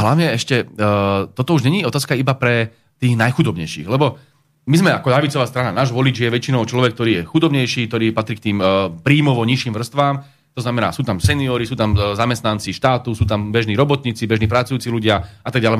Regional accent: Slovakia; my máme radi Slovensko, lebo sme Slováci

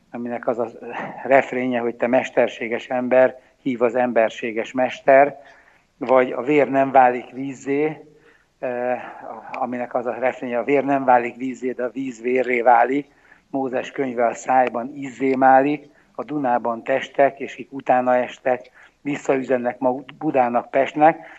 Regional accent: Hungary; én felnőttem a kádári 70-es években

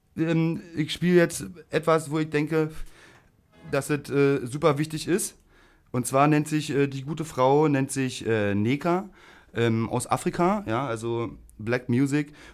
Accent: Berlin, Germany; ich bin ja in der Rigaer Straße groß geworden

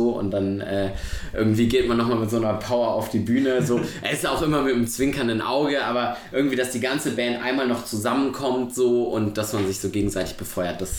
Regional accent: Cologne, North Rhine-Westphalia, Germany; und das sage ich als Kölner

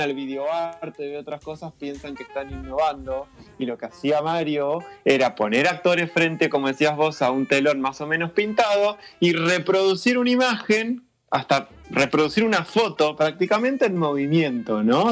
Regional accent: Argentina

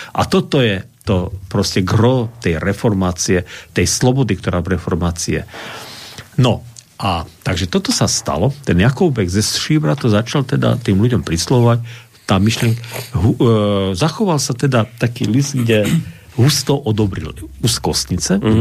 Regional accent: Slovakia; Však som Slovák

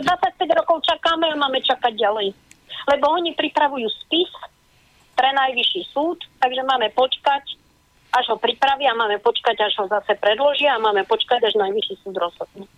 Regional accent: Košice area, Košice Region, Slovakia; som vyrastala, narodila som sa v Košiciach a vyrastala som na území, ktoré vlastne patrí do tej oblasti

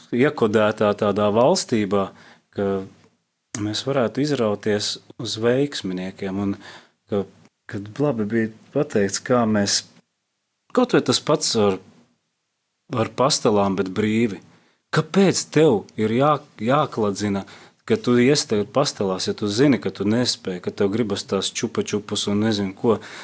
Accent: Latvia; es kā latvietis

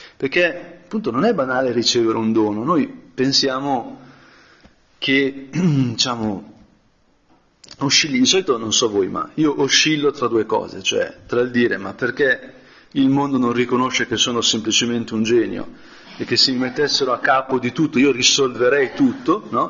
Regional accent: Brianza, Lombardy, Italy; sono brianzolo

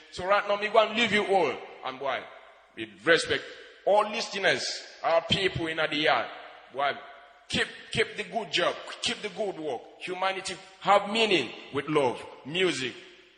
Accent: Nigeria; from Nigeria.

